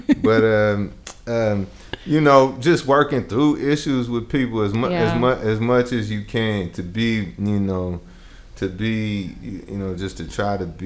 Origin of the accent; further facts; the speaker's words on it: Bay Area, California, United States; also born or lived in Jackson, Mississippi; I'm from the Bay Area